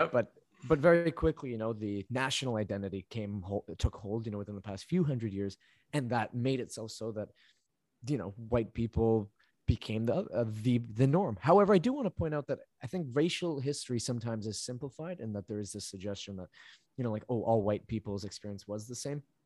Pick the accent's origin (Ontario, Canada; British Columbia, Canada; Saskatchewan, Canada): British Columbia, Canada; Vancouver; also born or lived in Medellín, Colombia; where I grew up in Vancouver, it is extremely multidiverse.